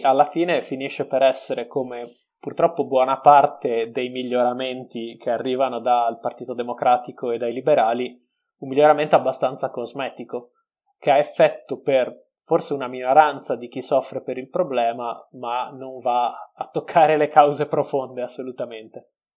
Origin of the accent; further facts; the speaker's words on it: Veneto, Italy; essendo veneto